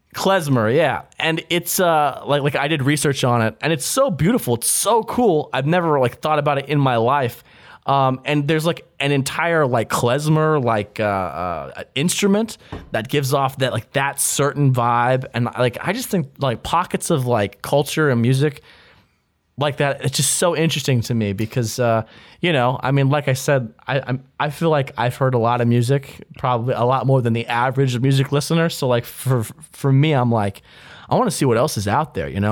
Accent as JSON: {"language": "English", "country": "United States", "said": "I'm an American"}